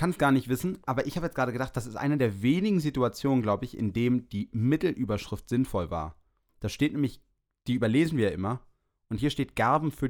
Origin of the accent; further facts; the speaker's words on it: Berlin, Germany; Ich komme aus Berlin, Wilmersdorf.